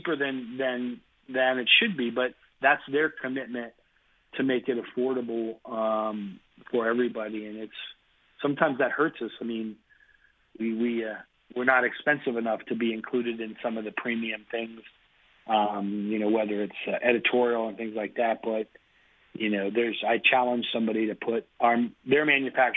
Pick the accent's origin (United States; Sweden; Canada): United States; Cincinnati, Ohio; I'm a Cincinnati kid, so I did my growing up in Cincinnati